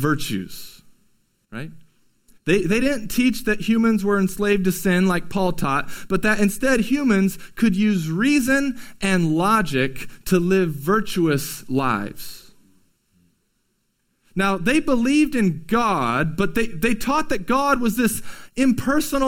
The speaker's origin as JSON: {"language": "English", "region": "California", "country": "United States", "tie": "born or raised there", "said": "growing up in California"}